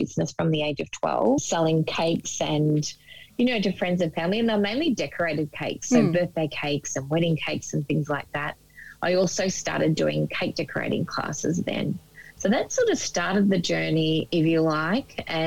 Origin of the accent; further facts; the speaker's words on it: Gippsland, Victoria, Australia; I was born in Gippsland in Victoria and spent a little bit of time there.